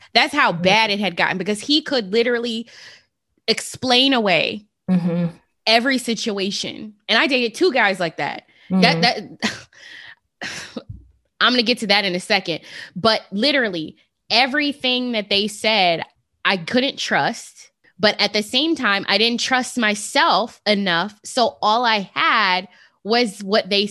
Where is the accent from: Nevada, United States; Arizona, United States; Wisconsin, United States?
Nevada, United States; Las Vegas; I'm from Las Vegas, the city of sin.